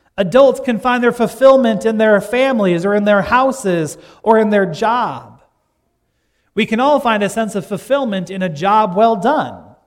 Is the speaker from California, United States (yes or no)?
no; Gregory, South Dakota, United States; my hometown of Gregory, South Dakota